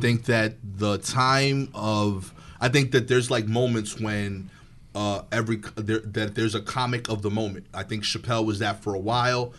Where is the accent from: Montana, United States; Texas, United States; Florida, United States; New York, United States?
New York, United States; New York City; I'm from East New York, Brooklyn